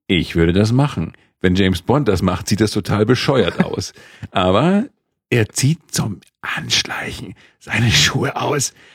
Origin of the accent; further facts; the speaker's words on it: Schleswig-Holstein, Germany; als äh, Holsteiner